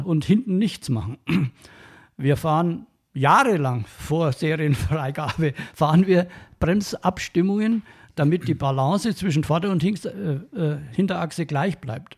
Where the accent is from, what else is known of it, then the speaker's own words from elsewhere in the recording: Franconia, Bavaria, Germany; accent: Franconian; meinen fränkischen Dialekt